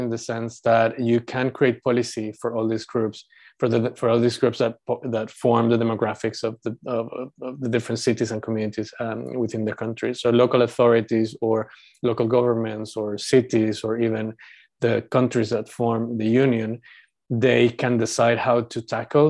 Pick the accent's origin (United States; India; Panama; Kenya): Panama; now in United Kingdom; I was born in Panama and I consider myself Panamanian.